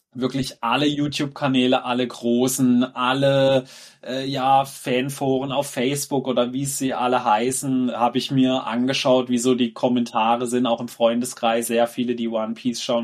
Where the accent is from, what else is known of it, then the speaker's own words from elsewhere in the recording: Germany; bei uns in Deutschland